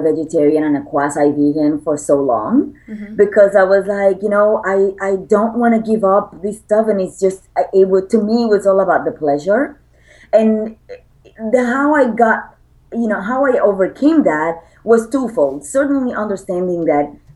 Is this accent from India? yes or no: no; Puerto Rico; I'm an island girl. I was born and raised in Puerto Rico.